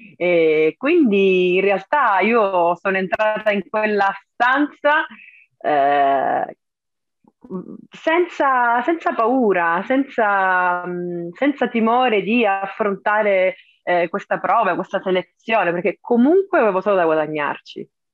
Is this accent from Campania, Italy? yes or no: no; Cosenza, Calabria, Italy; ho visto il bollino su Cosenza perché so dov'è la mia città